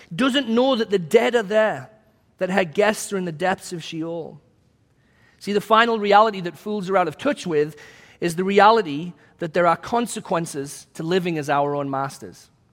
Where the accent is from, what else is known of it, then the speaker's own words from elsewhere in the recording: England, United Kingdom; now in United States; my home country of England.